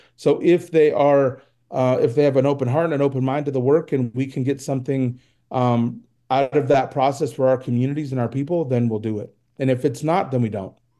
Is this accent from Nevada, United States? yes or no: yes; Reno, Nevada, United States; I'm from Reno